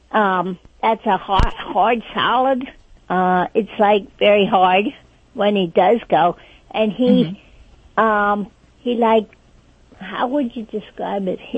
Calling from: West Reading, Pennsylvania, United States; Uh, West Reading, PA.

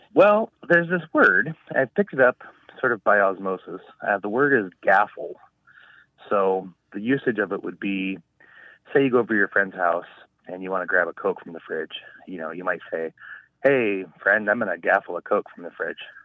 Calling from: Alaska, United States; I'm calling from Genoa, Alaska

